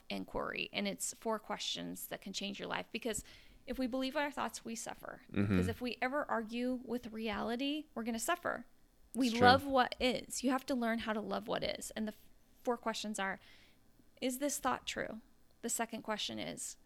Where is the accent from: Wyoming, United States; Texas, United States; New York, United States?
Wyoming, United States; Afton; moved away as an adult; also born or lived in Provo, Utah; I grew up in Afton, Wyoming, very small town